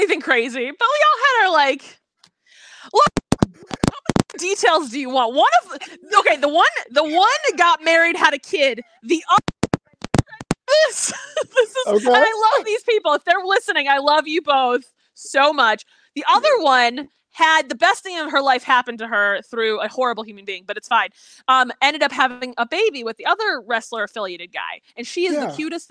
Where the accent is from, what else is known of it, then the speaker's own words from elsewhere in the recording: Chicago, Illinois, United States; moved away as an adult; also born or lived in Bloomington, Indiana; I grew up in Chicago, like North Suburbanite